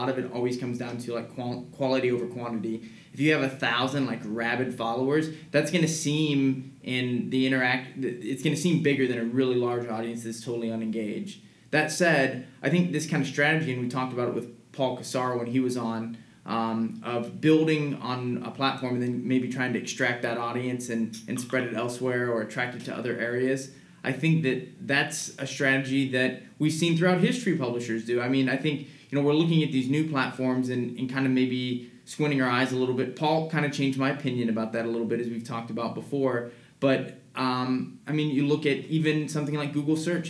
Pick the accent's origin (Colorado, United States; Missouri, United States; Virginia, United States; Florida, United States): Missouri, United States; now in California, United States; I'm from Missouri. I'm from the Midwest